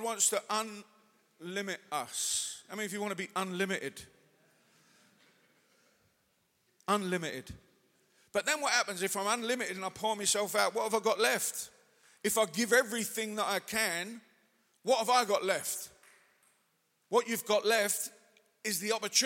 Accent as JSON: {"language": "English", "region": "England", "country": "United Kingdom", "lives_now": "Manchester, United Kingdom", "said": "as English people"}